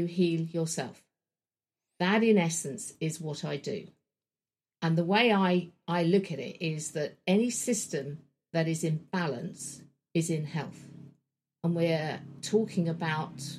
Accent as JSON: {"language": "English", "region": "London", "country": "United Kingdom", "tie": "born or raised there", "said": "I grew up in Wembley in London, in a suburban home."}